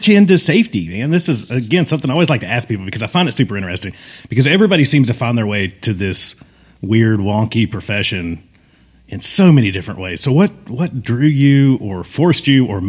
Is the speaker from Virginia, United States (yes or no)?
yes; Virginia, United States; now in Arizona, United States; I'm from Virginia.